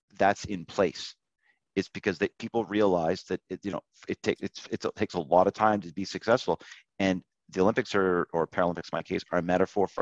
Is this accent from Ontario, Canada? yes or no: no; Nova Scotia, Canada; when I was growing up in Nova Scotia